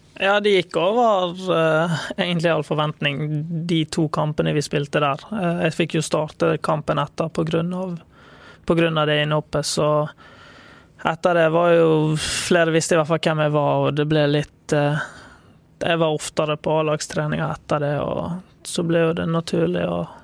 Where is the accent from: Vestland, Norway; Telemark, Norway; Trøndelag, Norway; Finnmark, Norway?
Vestland, Norway; Bergen; jeg er fra Bergen, født og oppvokst.